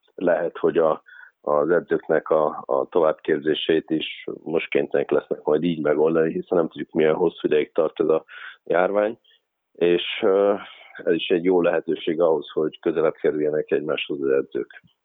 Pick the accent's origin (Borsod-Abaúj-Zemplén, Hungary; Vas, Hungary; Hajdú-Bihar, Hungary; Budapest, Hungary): Vas, Hungary; Körmend; moved away as an adult; Körmend, ö, az a hely, ahol, ahol megkaptam azt a lehetőséget, hogy egyáltalán mai napon ismernek. Tehát, ö, ö, ott nőttem fel